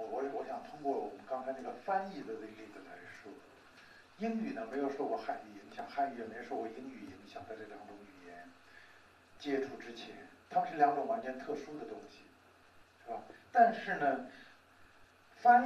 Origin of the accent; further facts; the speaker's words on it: China; 我们中国人有中国人权观